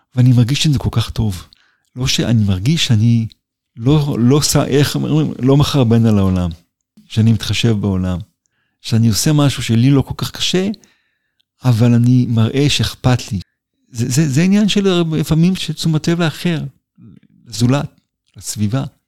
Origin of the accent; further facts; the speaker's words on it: Israel; נולדתי בקיבוץ, ושם גדלתי